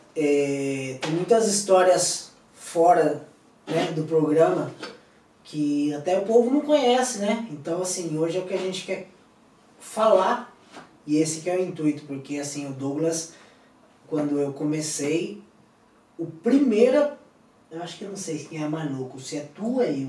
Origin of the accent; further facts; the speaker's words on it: Cuiabá, Mato Grosso, Brazil; also born or lived in Madrid; now in Spain; Eu sou de Cuiabá